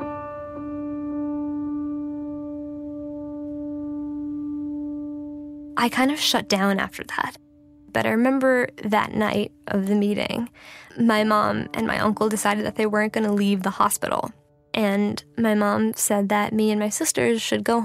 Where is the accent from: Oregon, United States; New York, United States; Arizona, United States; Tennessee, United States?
New York, United States; New York City; I'm from New York City. I was 8 years old when 9/11 happened